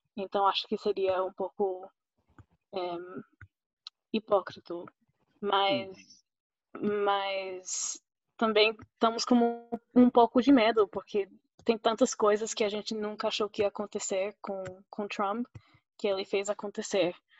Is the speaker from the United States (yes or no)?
yes; Oklahoma, United States; accent: mixture of Fortaleza, Rio and Paraíba; first language Spanish; Portuguese is a second language; also born or lived in Costa Rica / Campina Grande, Brazil / Recife, Brazil; now in Pittsburgh, United States; Então, eu nasci aqui em Oklahoma, é, que fica perto do Texas. E morei uns dois anos na Costa Rica, cresci falando espanhol